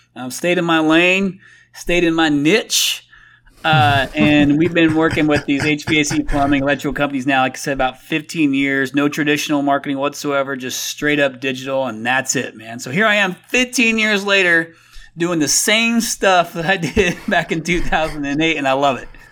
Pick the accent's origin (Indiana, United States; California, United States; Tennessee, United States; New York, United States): Indiana, United States; moved away as an adult; also born or lived in Phoenix, Arizona; I'm from Indiana originally